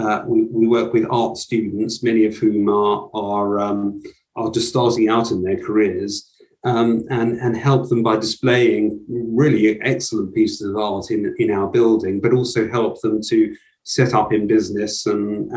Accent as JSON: {"language": "English", "town": "Brighton and Hove", "region": "South East England", "country": "United Kingdom", "tie": "born or raised there", "said": "I grew up in Brighton and Hove"}